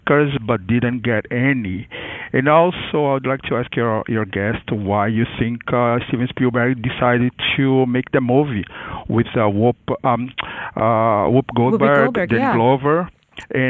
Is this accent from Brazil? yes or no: yes; Brazil; now in Manhattan, United States; I'm from Brazil, born and raised over there.